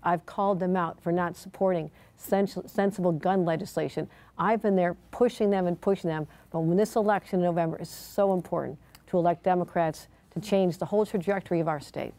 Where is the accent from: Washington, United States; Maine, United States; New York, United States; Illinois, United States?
New York, United States; Buffalo; my hometown of Buffalo, New York